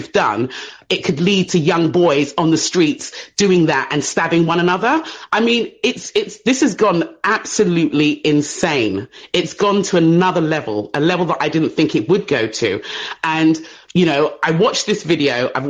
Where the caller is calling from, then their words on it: England, United Kingdom; I'm calling from England.